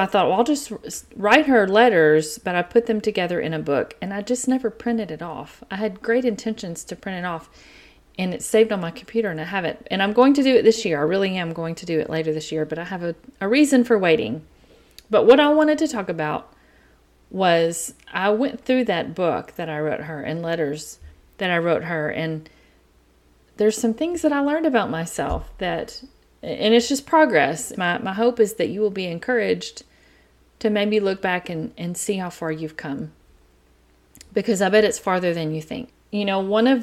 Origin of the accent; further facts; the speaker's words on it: East Texas, United States; accent: East Texas; I have an East Texas accent